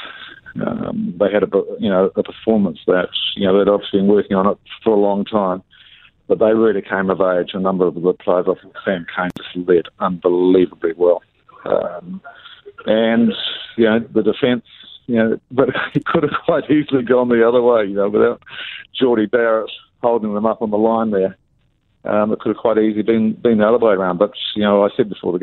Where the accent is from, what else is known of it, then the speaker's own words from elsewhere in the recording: New Zealand; I'm very proud being a Kiwi there